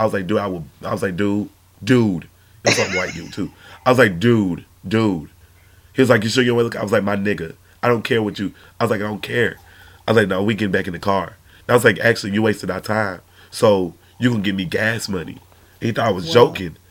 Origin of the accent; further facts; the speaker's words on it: Georgia, United States; I'm from Georgia